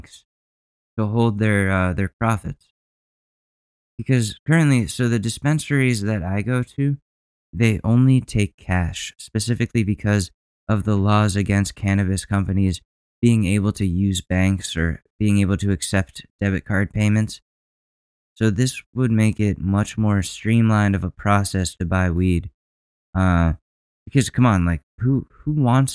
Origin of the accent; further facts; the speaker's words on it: Ridgefield, Connecticut, United States; moved away; my hometown state of Connecticut, my home state of Connecticut